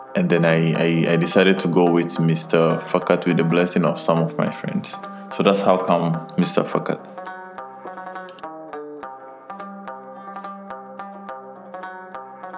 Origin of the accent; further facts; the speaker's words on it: Ghana; moved away; also born or lived in Qatar; I'm a Ghanaian by birth